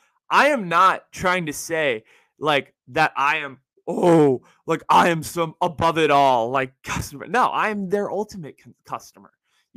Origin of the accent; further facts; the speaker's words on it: San Francisco, California, United States; And I'm here to deliver a hypothesis about my hometown team, the San Francisco 49ers.